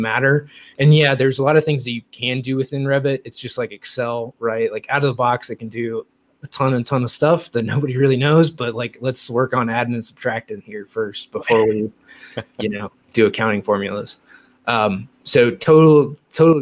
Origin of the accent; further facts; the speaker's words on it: Midwest, United States; also born or lived in Louisville / Indianapolis; now in California, United States; I grew up for all intents and purposes in the Midwest, right? Like Louisville, Indy, like I grew up in the Midwest